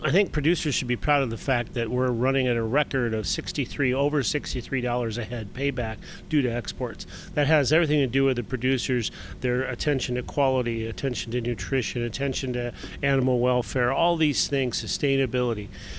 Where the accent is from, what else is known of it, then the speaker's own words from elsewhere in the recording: Iowa, United States; I'm from Iowa, so the great state of Iowa